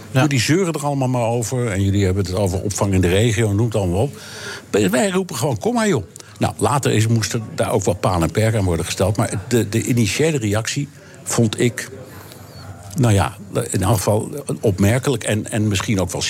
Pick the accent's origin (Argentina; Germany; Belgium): Germany; Dutch is a second language; Wij als Duitsers zijn de laatste in de wereld die tegen Syriërs of Afghanen of noem ze allemaal maar op kunnen zeggen: Je bent niet welkom.